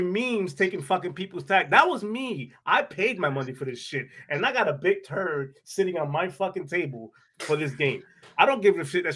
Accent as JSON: {"language": "English", "country": "United States", "said": "I'm from the United States of America"}